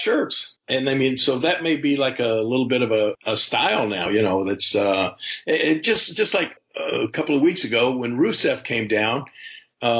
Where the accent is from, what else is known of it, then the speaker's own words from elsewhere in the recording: Memphis, Tennessee, United States; also born or lived in Ohio; I was born in Memphis, Tennessee